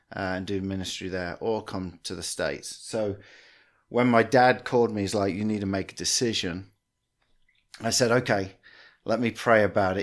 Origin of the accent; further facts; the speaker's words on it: England, United Kingdom; moved away as an adult; also born or lived in Australia / Washington, Illinois; now in Peoria, United States; grew up in England, uh, and then around eighteen years of age, uh, moved to Australia for a year, and that really messed my accent up